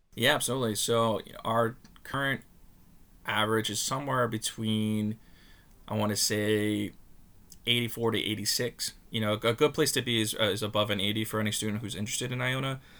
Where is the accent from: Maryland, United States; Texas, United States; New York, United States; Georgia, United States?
New York, United States; Long Beach; I'm a Long Island native. I grew up in Long Beach.